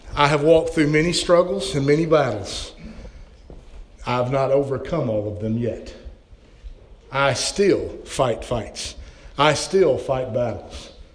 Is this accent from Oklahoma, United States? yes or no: yes; Oklahoma, United States; moved away; also born or lived in Colorado; I'm from Oklahoma. I mean, when it snows, we're out of school, right?